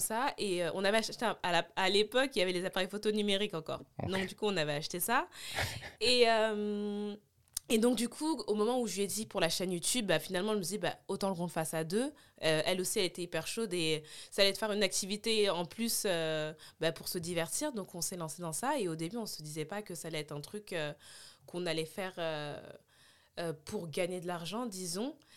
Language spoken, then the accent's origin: French; Puteaux, Île-de-France, France; J'ai grandi à Puto